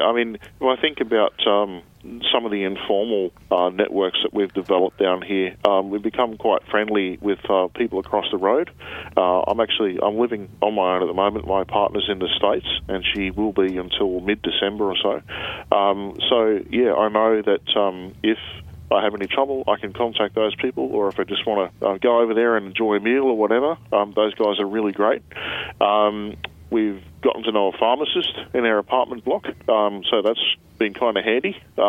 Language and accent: English; Brisbane, Queensland, Australia; moved away as an adult; now in Melbourne, Australia; I'm from Brisbane originally.